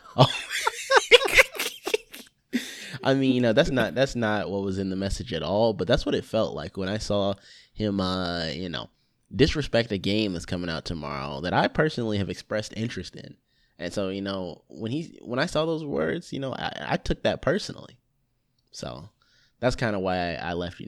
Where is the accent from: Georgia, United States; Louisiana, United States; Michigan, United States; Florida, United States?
Georgia, United States; Lithonia; I'm from Lithonia. It's a little offshoot